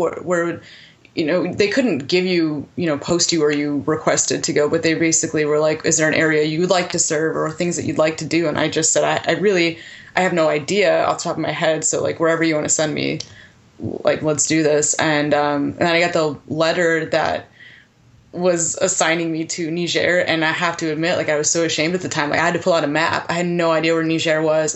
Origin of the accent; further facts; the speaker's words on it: Connecticut, United States; also born or lived in Rhode Island; I grew up in Connecticut, went to school in Rhode Island